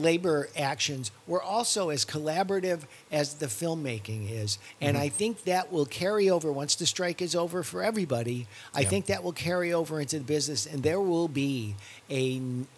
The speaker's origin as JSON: {"language": "English", "region": "New York", "country": "United States", "said": "I'm from New York"}